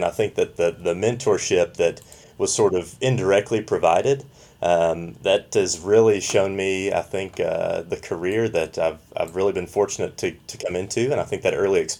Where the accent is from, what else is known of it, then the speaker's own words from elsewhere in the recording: Southeast Kentucky, United States; I grew up in Southeast Kentucky